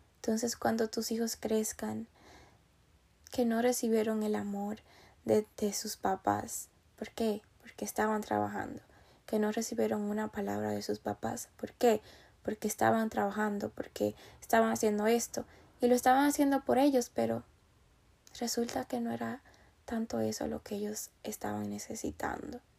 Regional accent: Dominican Republic; also born or lived in New York, United States; now in Pennsylvania, United States; yo soy de República Dominicana

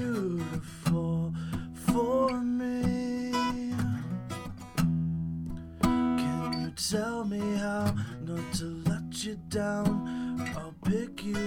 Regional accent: Goodrich, Michigan, United States; moved away as an adult; now in Mount Pleasant, United States; I've played back at home in my hometown

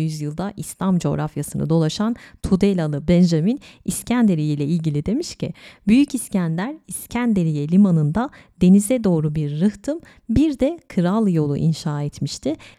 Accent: İzmir, Turkey; benim memleketim İzmir

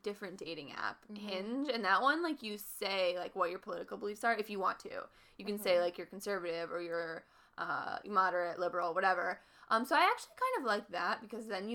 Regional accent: Midwest, United States; we're from the Midwest

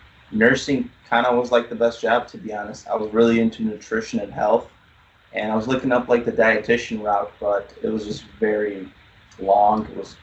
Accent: Chicago, Illinois, United States; also born or lived in Poland; I came from Poland. I was an immigrant, came here when I was about 5 years old. Been in Chicago for the longest time since I've been born.

